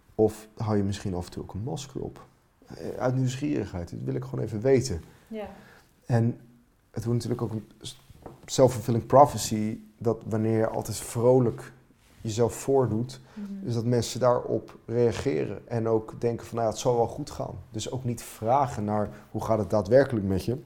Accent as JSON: {"language": "Dutch", "country": "Finland", "moved": "yes", "lives_now": "Netherlands", "said": "Dat is mijn vaderland"}